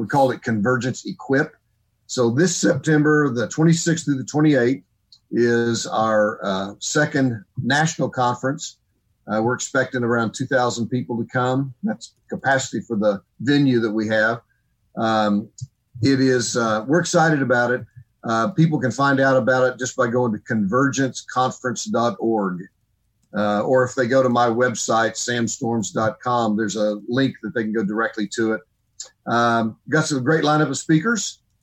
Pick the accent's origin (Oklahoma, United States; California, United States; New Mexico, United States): Oklahoma, United States; moved away as an adult; also born or lived in Texas / Missouri / Illinois; I was born and raised in Oklahoma